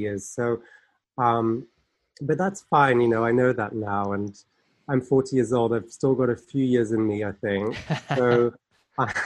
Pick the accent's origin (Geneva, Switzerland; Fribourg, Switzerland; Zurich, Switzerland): Geneva, Switzerland; moved away as an adult; now in United Kingdom; I'm actually from Geneva myself. So, you know, I grew up around all